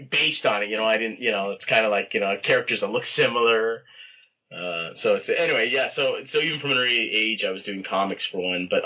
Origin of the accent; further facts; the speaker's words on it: Toronto, Ontario, Canada; Um, in Toronto, Scarborough, actually.